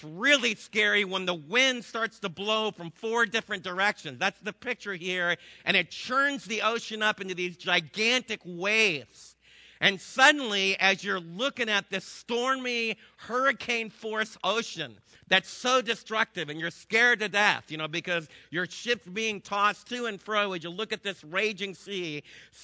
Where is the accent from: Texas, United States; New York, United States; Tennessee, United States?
Texas, United States; being a Texan